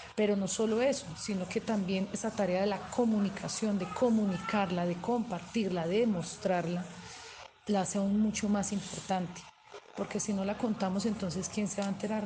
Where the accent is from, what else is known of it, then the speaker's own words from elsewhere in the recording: Calarcá, Quindío, Colombia; tengo la fortuna de provenir de un municipio como Calarcá Quindío